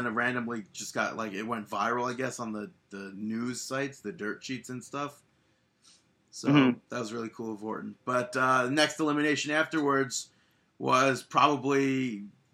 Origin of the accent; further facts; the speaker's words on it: New York, United States; I'm from New York